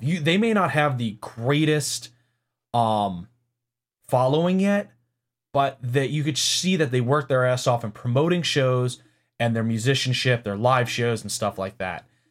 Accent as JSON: {"language": "English", "town": "New York City", "region": "New York", "country": "United States", "moved": "yes", "said": "I'm from New York City slash Long Island"}